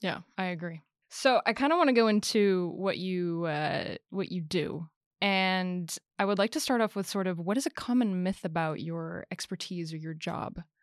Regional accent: United States; I'm an American myself

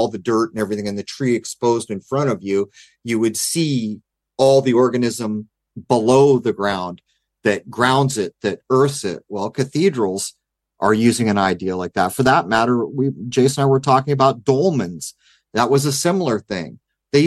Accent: San Diego, California, United States; growing up in East County of San Diego

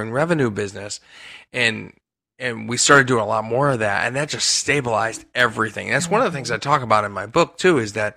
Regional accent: Hershey, Pennsylvania, United States; my days growing up in Hershey and going to Hershey Park all the time

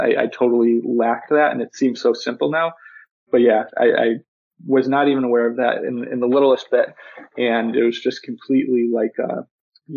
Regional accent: Buffalo, New York, United States; moved away as an adult; I'm originally from Buffalo, New York, and that's where I just moved back

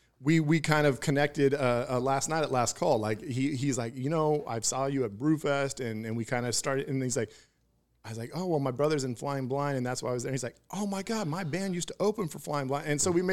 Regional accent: Houston, United States; I grew up in Houston

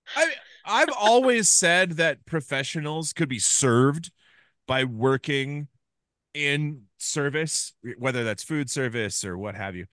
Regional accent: Ames, Iowa, United States; my hometown of Ames, Iowa

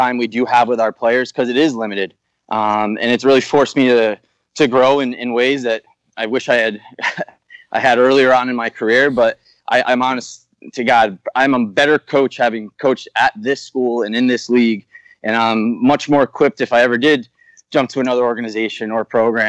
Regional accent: New Haven, Connecticut, United States; And I'm from New Haven, Connecticut, so I had some relationships with the people here at Yale, just being a local

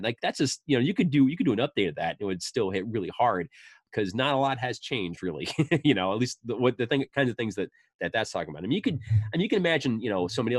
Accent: Northeast, United States; I grew up in the Northeast

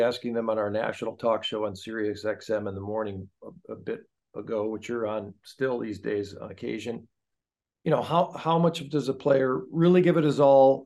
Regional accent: United States; when I was growing up in Anglo U S

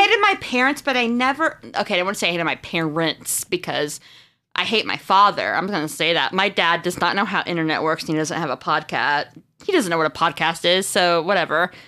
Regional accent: Marshfield, Missouri, United States; I'm from a small town called Marshfield in Missouri

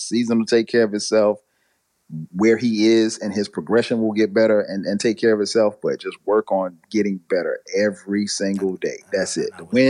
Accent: the South, United States; not just because I'm from the South, but because it's so much talent and everything.

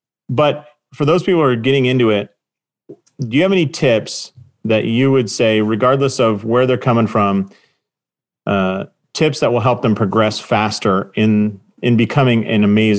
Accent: Southern California, United States; moved away; I'm originally from Southern California.

